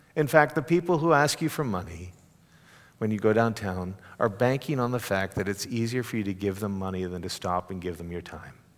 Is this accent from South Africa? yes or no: no; Canada; now in Texas, United States; as a Canadian